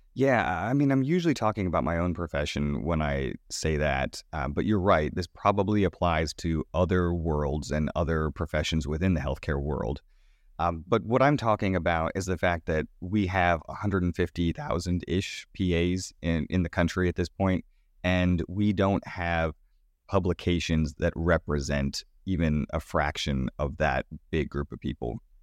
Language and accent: English; Sanford, Florida, United States; moved away; my hometown, uh, of Sanford, Florida